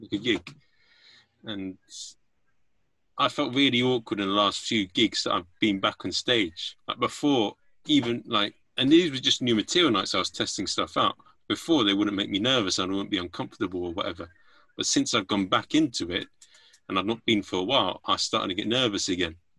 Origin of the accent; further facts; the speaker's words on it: England, United Kingdom; I'm an Englishman.